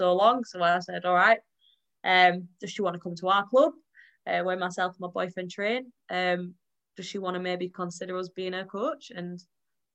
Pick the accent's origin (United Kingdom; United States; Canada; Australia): United Kingdom; Yorkshire and the Humber